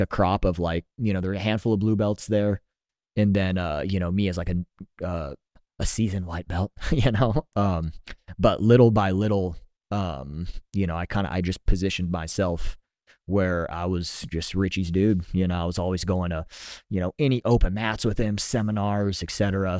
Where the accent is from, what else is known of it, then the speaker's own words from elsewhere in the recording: San Diego, California, United States; moved away as an adult; now in Austin, United States; I was born and raised in San Diego, so spent a lot of a lot of years out there uh, before I moved out here.